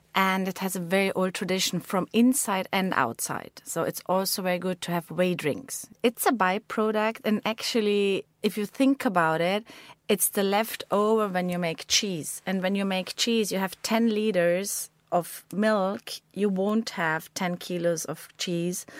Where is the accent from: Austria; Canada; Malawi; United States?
Austria; Bezau, Vorarlberg; I grew up in Bessau with a lot of friends, my family.